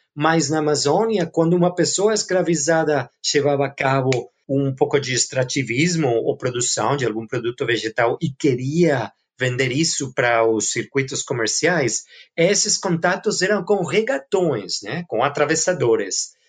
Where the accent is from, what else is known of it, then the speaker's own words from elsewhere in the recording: Barcelona, Catalonia, Spain; Portuguese is a second language; sou originalmente da Barcelona, de Espanha